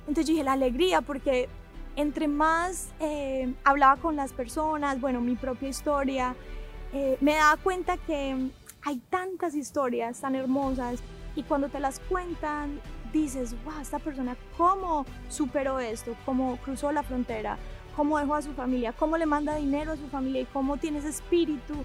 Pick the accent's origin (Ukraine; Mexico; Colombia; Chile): Colombia; Medellín, Antioquia; moved away; also born or lived in Miami; nací en Miami, pero crecí en Colombia. Mi familia es colombiana de Medellín, Colombia. Crecí ahí en los 90